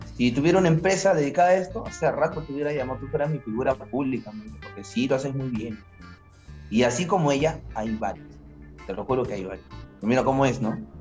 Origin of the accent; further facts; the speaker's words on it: Peru; moved away; tú como peruano